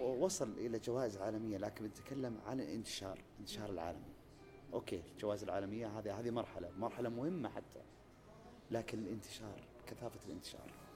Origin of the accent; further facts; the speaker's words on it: Saudi Arabia; عندنا في المملكة العربية السعودية